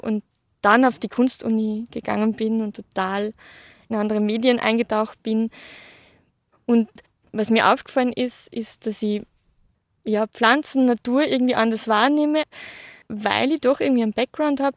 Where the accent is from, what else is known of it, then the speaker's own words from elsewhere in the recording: Hausruckviertel, Upper Austria, Austria; ich bin im Hausrückviertel in Oberösterreich aufgewachsen, auf einem Bauernhof